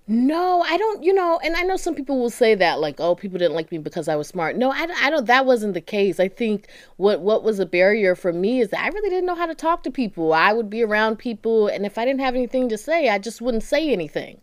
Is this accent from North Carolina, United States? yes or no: yes; Durham, North Carolina, United States; moved away as an adult; also born or lived in Washington, D.C.; I'm from Durham, North Carolina